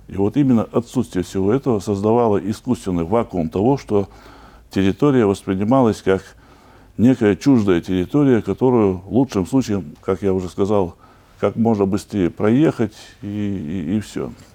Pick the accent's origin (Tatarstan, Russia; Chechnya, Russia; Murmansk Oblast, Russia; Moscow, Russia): Chechnya, Russia; я чеченец